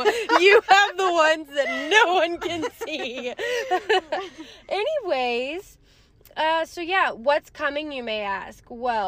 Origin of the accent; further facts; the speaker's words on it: Texas, United States; moved away as an adult; now in Wyoming, United States; even though I'm from Texas